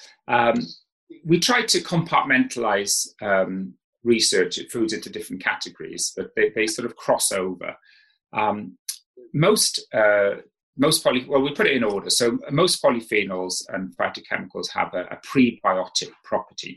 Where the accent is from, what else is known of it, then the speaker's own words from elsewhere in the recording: South Wales, United Kingdom; moved away; I grew up in South Wales